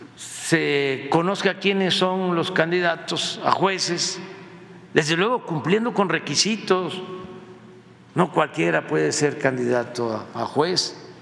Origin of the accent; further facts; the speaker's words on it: Mexico; como mexicanos